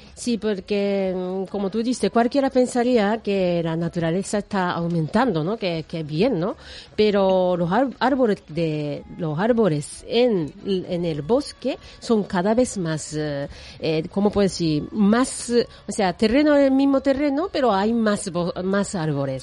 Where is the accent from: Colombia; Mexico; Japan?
Japan; moved away; yo soy de Japón